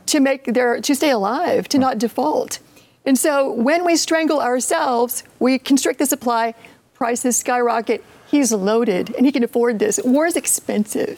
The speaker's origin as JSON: {"language": "English", "region": "Appalachia", "country": "United States", "said": "I'm I'm from Appalachia"}